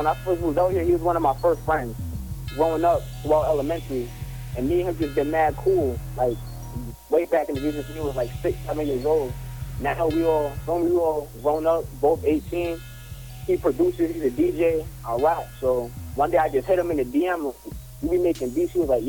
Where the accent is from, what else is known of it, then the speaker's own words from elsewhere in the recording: New York, United States; now in New Britain, United States; Like, I'm from New York, but New York already on the map. So I'm trying to put on for New Brand, Connecticut, period.